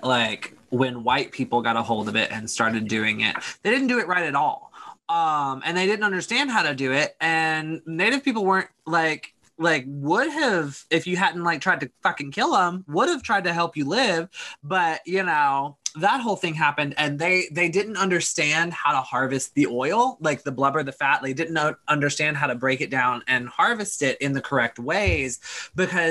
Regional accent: United States; I grew up in America

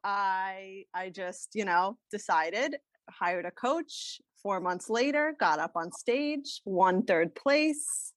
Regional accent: Rockland County, New York, United States; I grew up in kind of upstate New York, Rockland County, um, near New Jersey

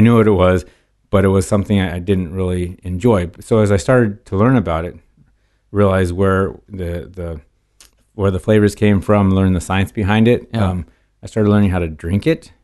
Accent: California, United States; also born or lived in Portland, Oregon; most of my life since age three or five, I believe, has been in California

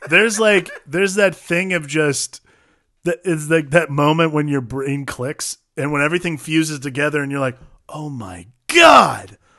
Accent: Ohio, United States; I grew up in Ohio

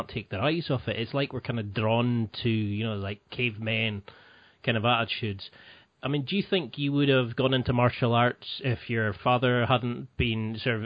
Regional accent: the Highlands, Scotland, United Kingdom; when I grew up in the Highlands

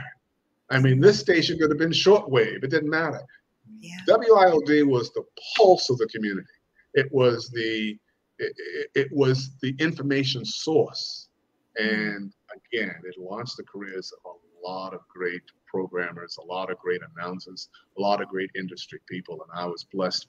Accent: Boston, Massachusetts, United States; moved away; also born or lived in Chicago; my hometown is Boston, Boston, Mass. Grew up in Roxbury, Dorchester area of Boston

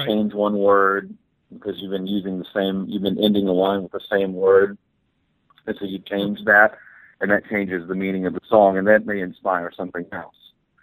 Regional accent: Texas, United States; I had a heavy band when I grew up in Texas

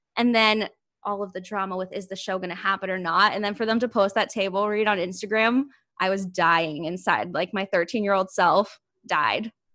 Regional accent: Ohio, United States; moved away as an adult; now in New York City, United States; I'm from Ohio

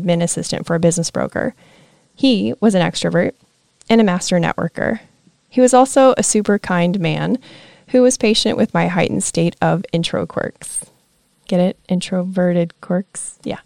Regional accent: Nebraska, United States; moved away as an adult; now in Florida, United States; I'm from Nebraska.

